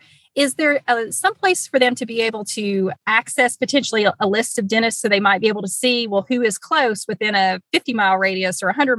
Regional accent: Eastern Kentucky, United States; I'm originally from Eastern Kentucky, although not necessarily a rural area, but originally from Eastern Kentucky.

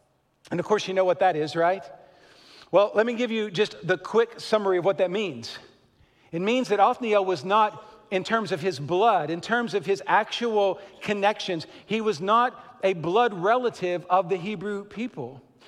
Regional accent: Kentucky, United States; accent: Kentucky; I guess when I travel, I sound like I'm from Kentucky or something.

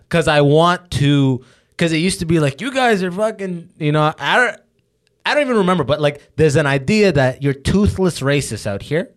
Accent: London, Ontario, Canada; I grew up in London

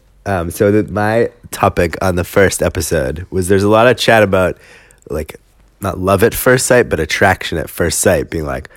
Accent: United States

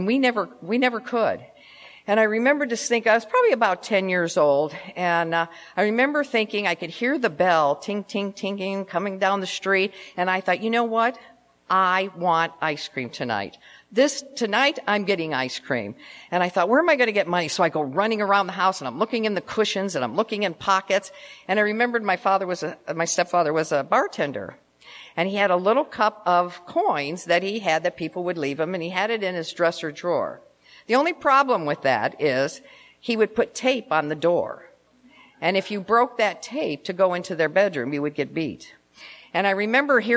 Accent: Cleveland, Ohio, United States; moved away as an adult; also born or lived in Memphis, Tennessee; now in Tucson, United States; I was born in Memphis, but I was raised in Cleveland

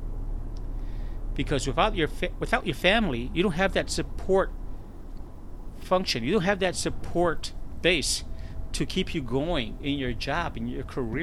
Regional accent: Chicago, Illinois, United States; moved away as an adult; now in San Antonio, United States; the beautiful, lovely city of Chicago, which I was born and raised

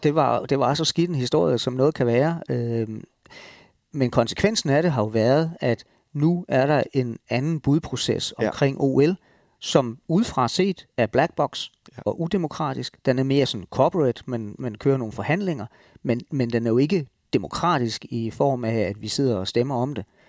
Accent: Denmark; som danskere

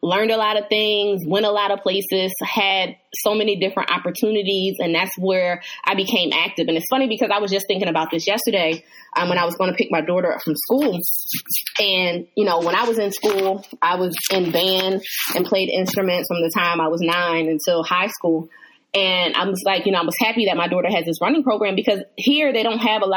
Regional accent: Hershey, Pennsylvania, United States; born or raised there; also born or lived in Chester, Pennsylvania

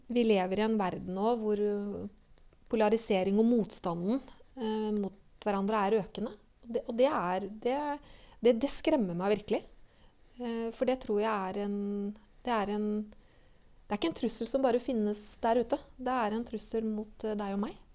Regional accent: Norway; jeg har vokst opp på Refsnes

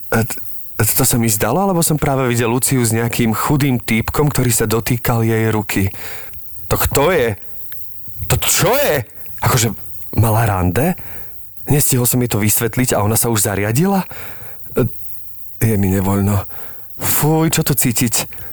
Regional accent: Zlaté Moravce, Nitra Region, Slovakia; moved away as an adult; ja som bol zo Zlatých Moraviec

